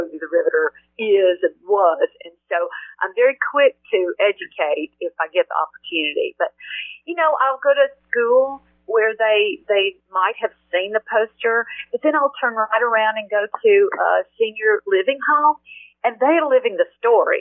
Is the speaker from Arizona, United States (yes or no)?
no; Georgia, United States; my home state of Georgia